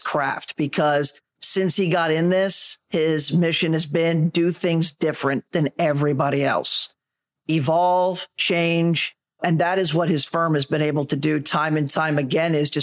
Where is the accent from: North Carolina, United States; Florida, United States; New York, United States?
Florida, United States; Daytona Beach; I was born and raised in Daytona Beach, Florida